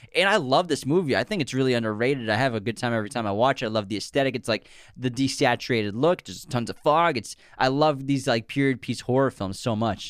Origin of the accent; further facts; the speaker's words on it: Massachusetts, United States; we say Craig because we're from Massachusetts